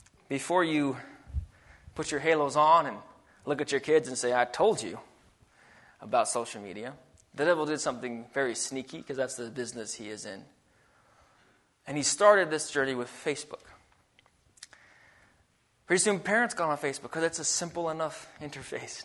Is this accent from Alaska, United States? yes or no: yes; Alaska, United States; now in Idaho, United States; I grew up in Alaska